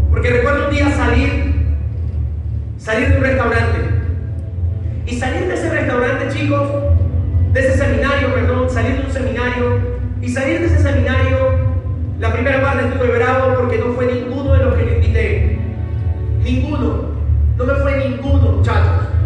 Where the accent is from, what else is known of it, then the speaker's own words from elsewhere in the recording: Ecuador; digo, no, pero yo soy de Ecuador. En Ecuador ni siquiera está bueno. yo soy de Ecuador.